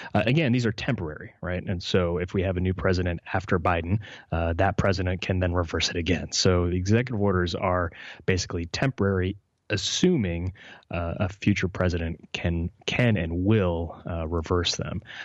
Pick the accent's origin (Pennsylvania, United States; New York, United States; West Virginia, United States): West Virginia, United States; West Virginia, my home state